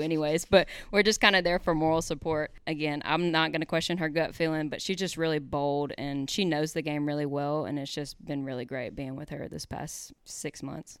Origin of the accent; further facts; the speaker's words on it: Hernando, Mississippi, United States; I'm from Hernando, Mississippi. I grew up here.